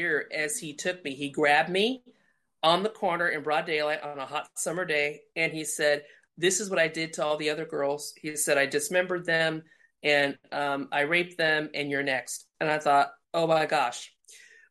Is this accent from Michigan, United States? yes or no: no; Indiana, United States; moved away; also born or lived in Colorado; my dad stayed where we grew up in Indiana, and my mom decided to start over with my sister and I in Colorado